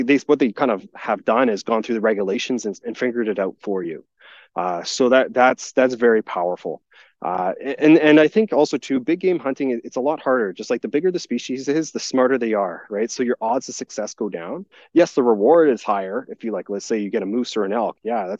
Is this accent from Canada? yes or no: yes; Alberta, Canada; You're allowed to hunt there just from being a Canadian and an Albertan.